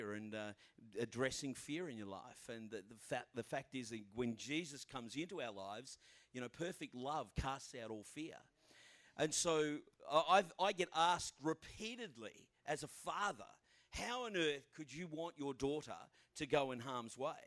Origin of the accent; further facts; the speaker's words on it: Australia; I'm from Australia